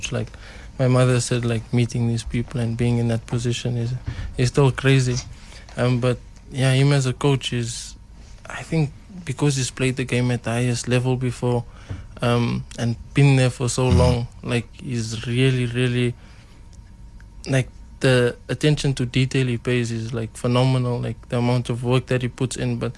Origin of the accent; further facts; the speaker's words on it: South Africa; he's the one player that when when I say I'm from South Africa